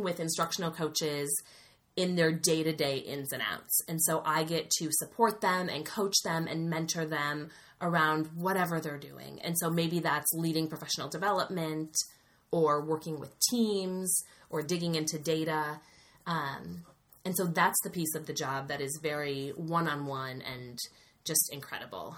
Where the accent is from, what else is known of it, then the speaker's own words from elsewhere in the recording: Wisconsin, United States; get a job back in my home state